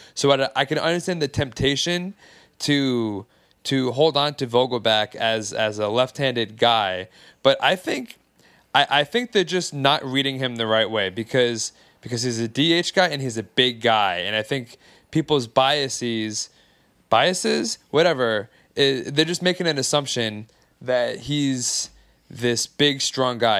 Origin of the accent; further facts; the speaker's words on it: Long Island, New York, United States; I'm from Long Island